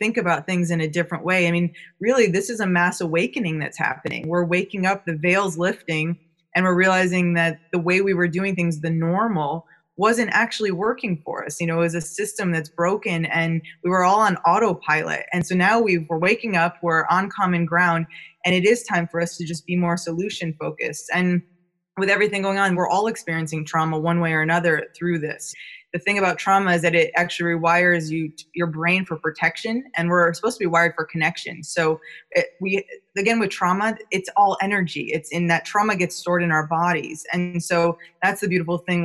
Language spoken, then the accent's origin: English; New York, United States; now in California, United States; I'm from New York, but I've been living out in California for a long time